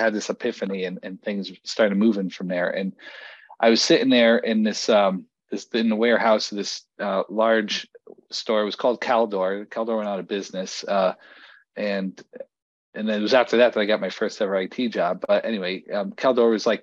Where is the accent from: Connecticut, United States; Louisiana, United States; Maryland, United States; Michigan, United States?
Connecticut, United States; Bridgeport; also born or lived in Fairfield County, Connecticut / New Haven, Connecticut; now in Colchester, United States; I moved around Fairfield County growing up, and ultimately wound up in Bridgeport, Connecticut